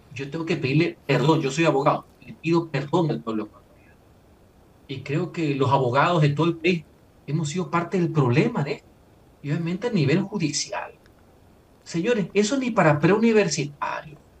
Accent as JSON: {"language": "Spanish", "country": "Ecuador", "said": "como ecuatoriano"}